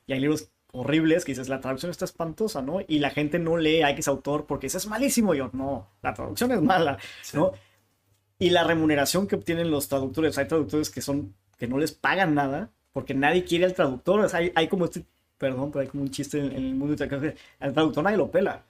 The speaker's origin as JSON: {"language": "Spanish", "town": "Tijuana", "region": "Baja California", "country": "Mexico", "tie": "born or raised there", "also_born_or_lived": "Chula Vista, California, United States", "first_language": "Spanish", "said": "soy, soy tijuanense, nací en Chulavista, pero Chulavista es como la colonia de al lado, ¿no? Entonces por eso tuve la, facilidad de, hacer, estudié hasta la secundaria aquí"}